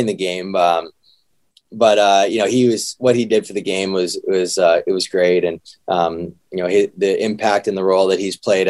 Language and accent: English; Canada; being a Canadian